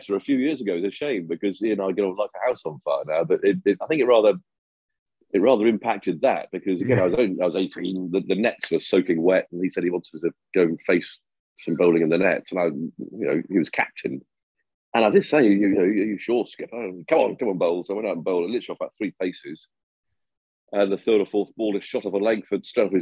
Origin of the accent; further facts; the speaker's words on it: Cheshire, North West England, United Kingdom; I was born in Cheshire